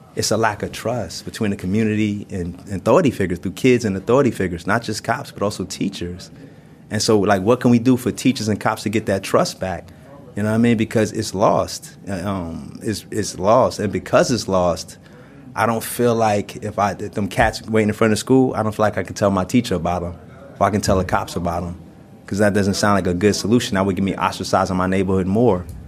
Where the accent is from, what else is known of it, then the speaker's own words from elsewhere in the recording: New York City, New York, United States; I grew up in Brooklyn in Brownsville